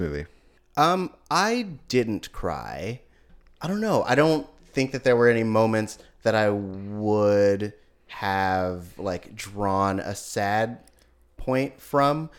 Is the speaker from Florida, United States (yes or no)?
no; Oakland, California, United States; I'm from Oakland